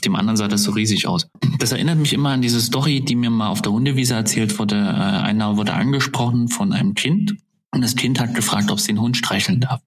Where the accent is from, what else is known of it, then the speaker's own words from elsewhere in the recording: Zwickau, Saxony, Germany; meiner Heimatstadt, Zwickau